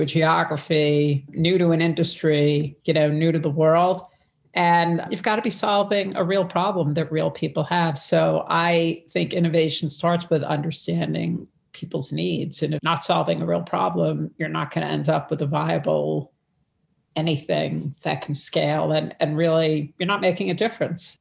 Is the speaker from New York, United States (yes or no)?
yes; New York City, New York, United States; I'm from Brooklyn. I'm one of five kids. So I grew up in a whole different, my dad was a pharmacist